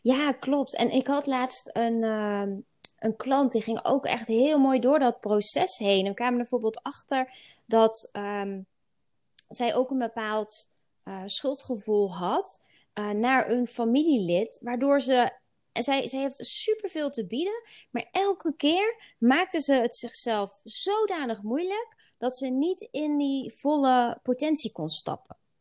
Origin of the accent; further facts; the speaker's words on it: Netherlands; we dat als, als Nederlanders